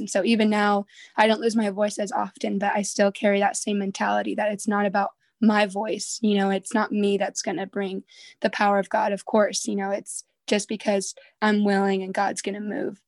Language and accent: English; Southern California, United States; moved away as an adult; I'm from Southern California, but currently I'm going to Bible college in Northern California